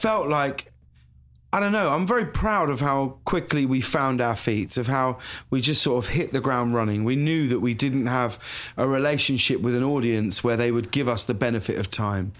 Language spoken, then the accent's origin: English; High Wycombe, South East England, United Kingdom; moved away as an adult; also born or lived in London; now in Los Angeles, United States; I'm from High Wycombe," you know, in Buckinghamshire.